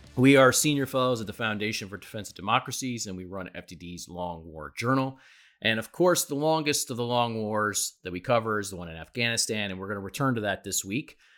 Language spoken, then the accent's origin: English; New York City, New York, United States; as a New Yorker